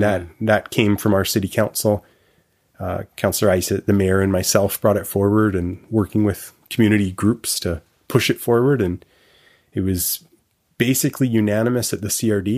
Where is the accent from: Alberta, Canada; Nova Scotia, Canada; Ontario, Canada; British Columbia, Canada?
British Columbia, Canada; Victoria; also born or lived in Montreal; I grew up in Victoria